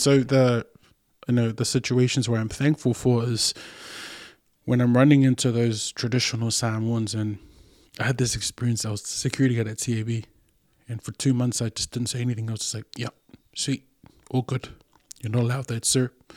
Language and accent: English; New Zealand; first language Samoan; English is a second language; I'm this kid who's born and raised in New Zealand